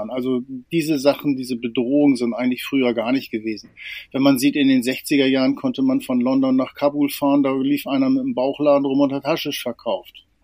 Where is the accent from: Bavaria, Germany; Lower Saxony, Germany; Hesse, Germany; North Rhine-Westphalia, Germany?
Lower Saxony, Germany; also ich bin auf dem Land groß geworden, in einem kleinen Dorf in der Nähe von Spieker an der Nordseeküste